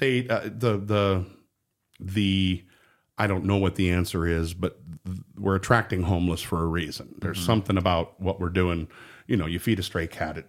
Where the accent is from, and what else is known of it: Spokane, Washington, United States; born or raised there; also born or lived in Pomona, California / Long Beach, California / Seattle, Washington